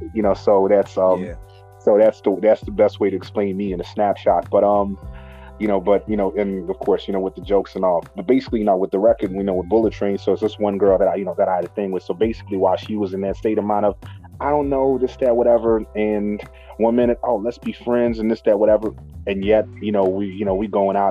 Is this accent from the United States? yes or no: no; Zimbabwe; also born or lived in Harare; now in United Kingdom; born and raised in Zimbabwe